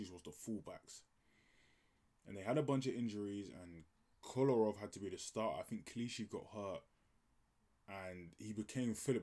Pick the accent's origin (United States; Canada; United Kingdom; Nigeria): Nigeria; I'm Nigerian